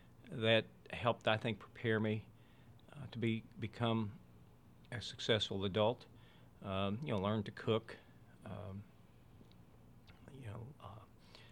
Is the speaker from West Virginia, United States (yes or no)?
yes; West Virginia, United States; I grew up in West Virginia